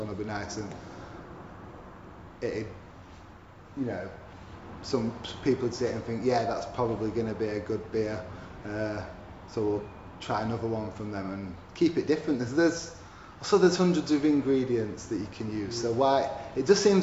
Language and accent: English; Huddersfield, Yorkshire and the Humber, United Kingdom; They also have a coffee shop in my hometown, Huddersfield, called Coffee Evolution.